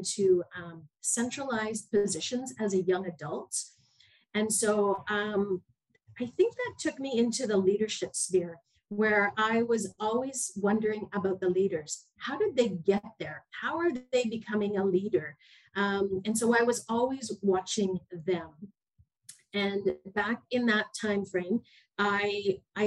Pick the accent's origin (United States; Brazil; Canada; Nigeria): Canada; moved away as an adult; I'm a Canadian